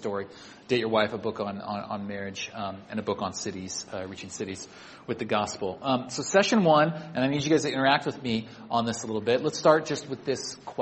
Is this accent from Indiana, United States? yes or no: no; Sacramento, California, United States; moved away as an adult; also born or lived in Santa Barbara; now in Bay Area, United States; I grew up in Sacramento, 2 hours away, and then college down in Santa Barbara.